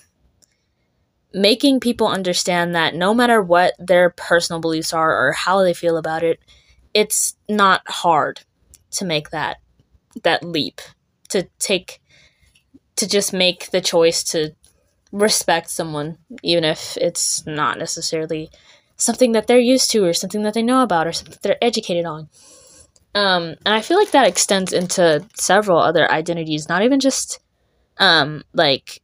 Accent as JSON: {"language": "English", "town": "Richardson", "region": "Texas", "country": "United States", "tie": "born or raised there", "lives_now": "Frisco, United States", "said": "I just grew up in Richardson, which is really not that far away"}